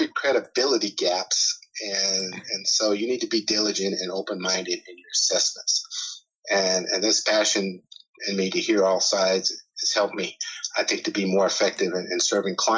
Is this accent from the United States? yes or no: yes; California, United States; now in Atlanta, United States; I grew up in California, so I was a beach guy